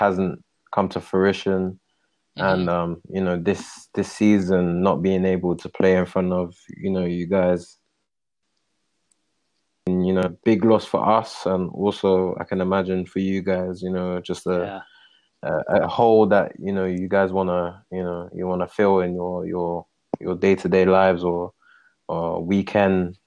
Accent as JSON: {"language": "English", "region": "London", "country": "United Kingdom", "moved": "as an adult", "lives_now": "Calgary, Canada", "said": "I'm from London"}